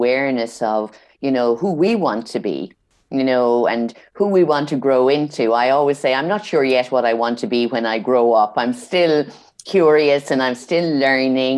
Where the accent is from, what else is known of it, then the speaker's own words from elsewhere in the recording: Ireland; I'm from Ireland